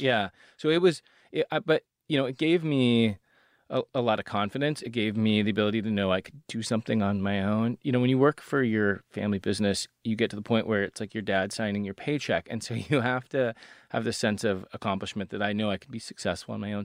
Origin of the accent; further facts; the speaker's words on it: Seattle, Washington, United States; I grew up in Seattle